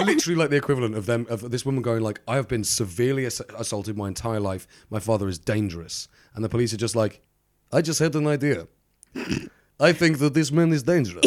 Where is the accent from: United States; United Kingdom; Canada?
United Kingdom; I'm very British.